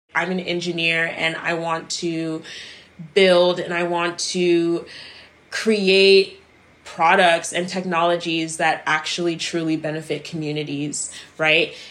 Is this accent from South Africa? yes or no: no; Maryland, United States; moved away as an adult; also born or lived in Silver Spring, Maryland / Cameroon; now in Los Angeles, United States; my move to Maryland. I grew up there for the rest of my life before moving to Los Angeles